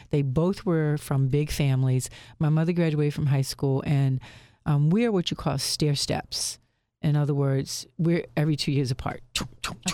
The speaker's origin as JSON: {"language": "English", "town": "Lynchburg", "region": "Virginia", "country": "United States", "tie": "born or raised there", "moved": "as an adult", "lives_now": "Philadelphia, United States", "said": "I'm from Lynchburg, Virginia, if you can't tell. I, I do not have a Philly accent"}